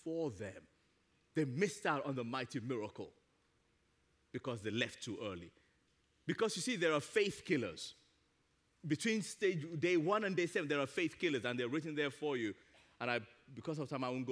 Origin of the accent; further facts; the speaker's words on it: Nigeria; moved away; As a little kid growing up in Nigeria